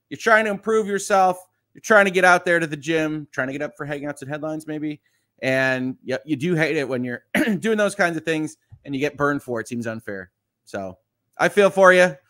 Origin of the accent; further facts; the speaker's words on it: just outside of Chicago, Illinois, United States; I was born just outside of Chicago.